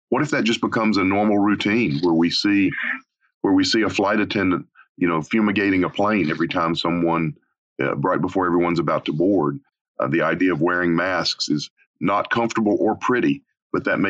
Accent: Arkansas, United States; moved away; a small town, my hometown in Arkansas

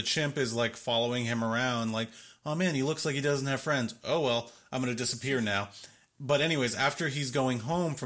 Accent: Miami, Florida, United States; I'm from Miami

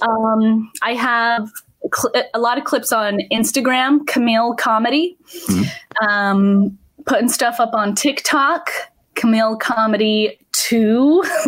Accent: Salt Lake City, Utah, United States; I am from Salt Lake City, Utah.

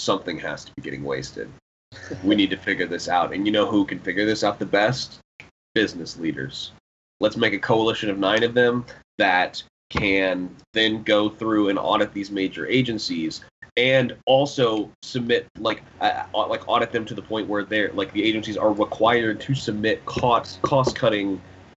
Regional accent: Florida, United States; now in Oklahoma, United States; Florida, I think it was in my home state

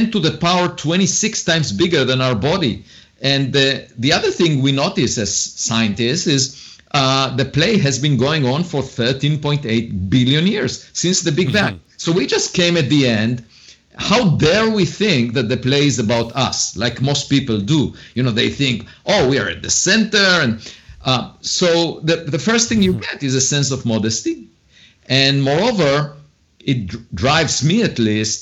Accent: Israel; moved away as an adult; also born or lived in Princeton / Harvard; now in United States; And I was born in Israel

